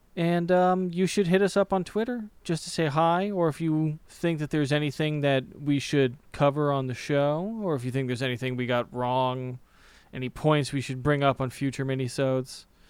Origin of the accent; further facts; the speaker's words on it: United States; As an American